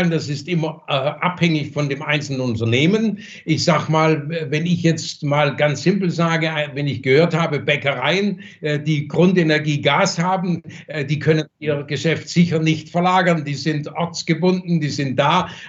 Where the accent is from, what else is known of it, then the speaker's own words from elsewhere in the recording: Germany; born there; Ich habe hier die Verantwortung, hier bin ich geboren, das ist mein Heimatland und gegenüber meinem Heimatland habe ich auch eine Verantwortung.